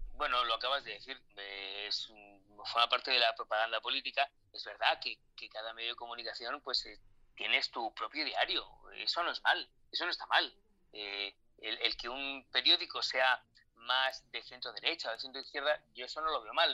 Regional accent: Spain; also born or lived in Mexico; en mi país

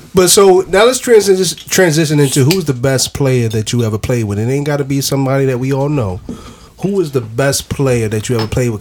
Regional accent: Philadelphia, Pennsylvania, United States; we're from the Philadelphia area.

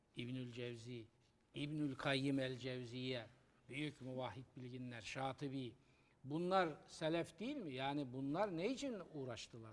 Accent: Trabzon, Turkey; moved away; benim memleket gittim Trabzon'da. Gençliğim, çocukluğum orada geçti.

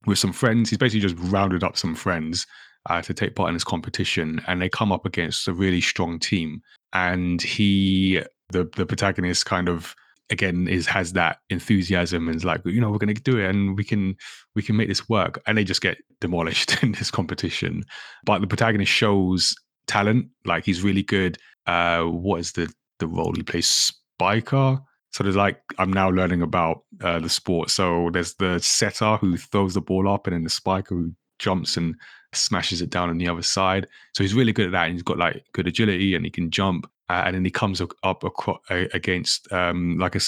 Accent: Ghana; I'm from Ghana.

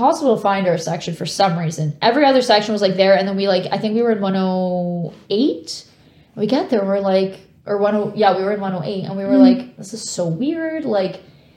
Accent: Canada; we're from Canada

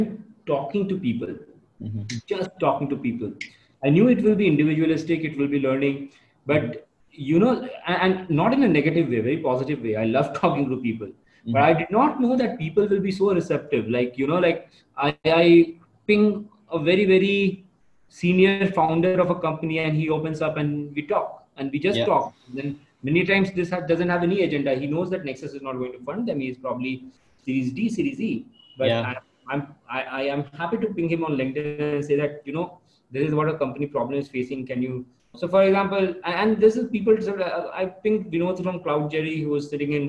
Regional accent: India; as an Indian

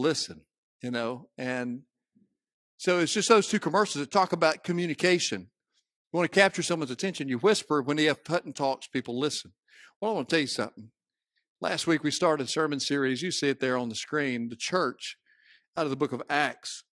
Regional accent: Cleveland, Mississippi, United States; I grew up in Cleveland, Mississippi

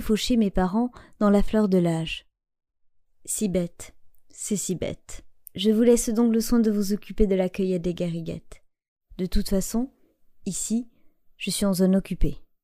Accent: Landes, Nouvelle-Aquitaine, France; moved away; rallier ma terre natale

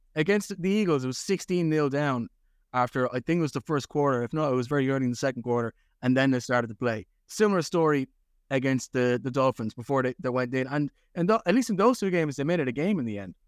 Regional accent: Ireland; I grew up in Ireland

